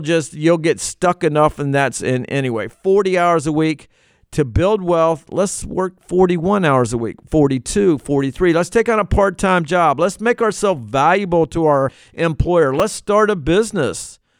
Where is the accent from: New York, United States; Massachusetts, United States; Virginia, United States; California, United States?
Virginia, United States; I'm from Virginia. It's where I grew up, and not where I was born, but where I grew up